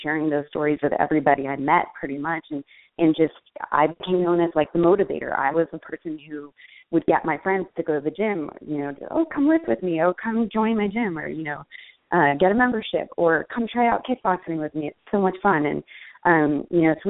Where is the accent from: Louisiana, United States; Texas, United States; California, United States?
California, United States; Los Angeles; we grew up in Los Angeles